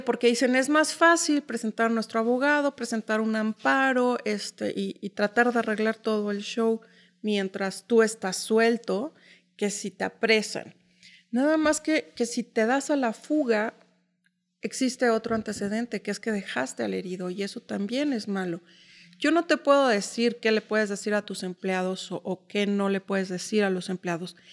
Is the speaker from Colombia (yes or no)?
no; Mexico City, Mexico; moved away as an adult; now in Uruapan, Mexico; yo nací en la Ciudad de México, viví 20 años, 29 años en la Ciudad de México